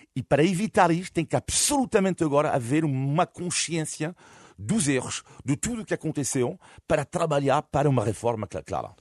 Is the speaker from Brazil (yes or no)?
no; Brittany, France; now in Portugal; eu sou de, fui cresci na Bretanha